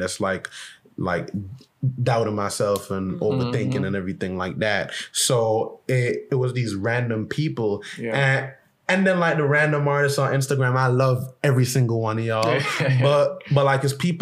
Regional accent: Jamaica; Growing up in Jamaica

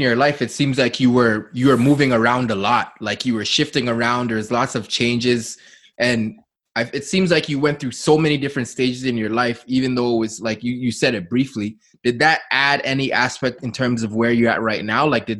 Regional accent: Canada; I was born in Canada, but my parents are from Ghana.

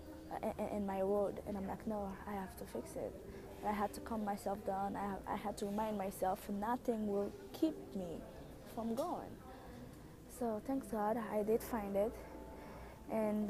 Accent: Haiti; English is a second language; now in Tokyo, Japan; I have a very thick accent. That's because I'm from Haiti, and English is like my third language.

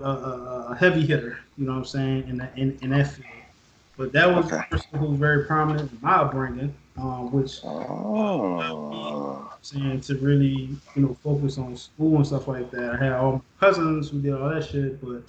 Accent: New Orleans, Louisiana, United States; also born or lived in Texas; I was born in New Orleans, lived here most of my life. There was a time period where I lived in Texas. I came back. I grew up in an era where, you know, everybody knew what New Orleans was like

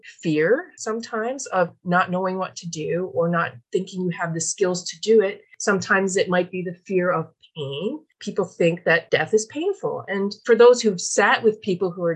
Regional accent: Newfoundland and Labrador, Canada; moved away as an adult; now in British Columbia, Canada; a 20-something year old feisty Newfoundland girl

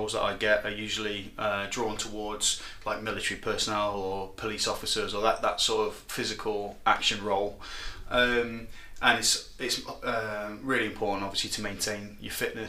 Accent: Nottingham, East Midlands, United Kingdom; I'm from Nottingham, born and raised here

